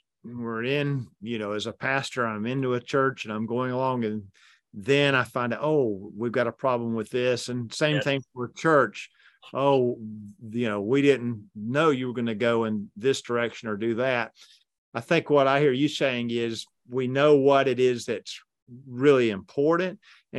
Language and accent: English; Alabama, United States; I'm from Alabama and this is Kentucky.